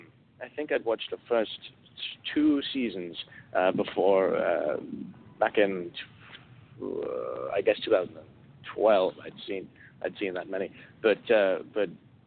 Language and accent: English; Sydney, New South Wales, Australia; also born or lived in Los Angeles; now in Atlanta, United States; I grew up in Australia in Sydney and then moved to Los Angeles for near of a decade.